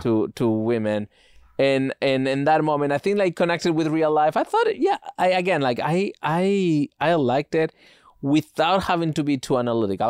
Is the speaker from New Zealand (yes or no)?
no; Spain; moved away; growing up in Spain